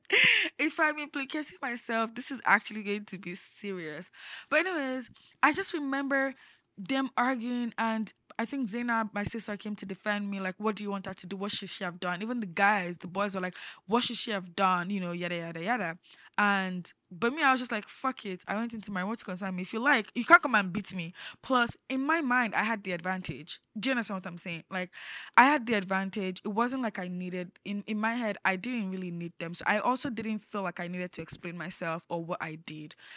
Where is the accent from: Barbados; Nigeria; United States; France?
Nigeria; Lagos; also born or lived in Osun State / Abuja; I grew up in Lagos. I lived all my life in Lagos.